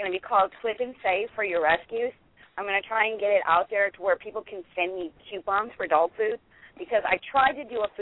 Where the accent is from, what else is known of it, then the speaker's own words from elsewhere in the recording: Los Angeles, California, United States; now in Louisiana, United States; I'm in Louisiana now, but I'm from Highland Park, California